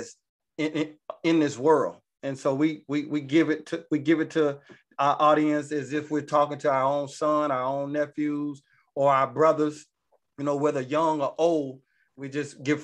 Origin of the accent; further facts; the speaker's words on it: Georgia, United States; now in Atlanta, United States; I'm originally from Georgia